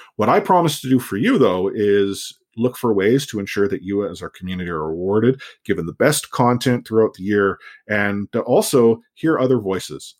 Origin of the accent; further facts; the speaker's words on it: Canada; I'm a Canadian